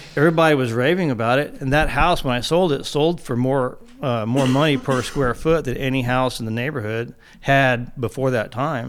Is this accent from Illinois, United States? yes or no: no; San Antonio, Texas, United States; I grew up in San Antonio, Texas